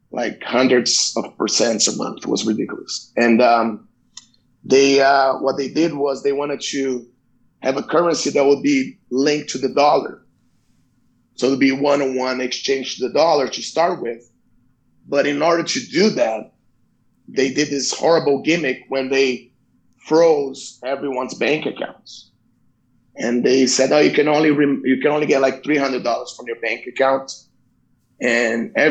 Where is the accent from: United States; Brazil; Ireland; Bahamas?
Brazil; moved away; what was it like growing up in Brazil? Um. Well, we had two parts um, the first part, probably until I was like maybe 12, 13, 14 years old, was really good because my dad, he, you know, we live in a middle class family.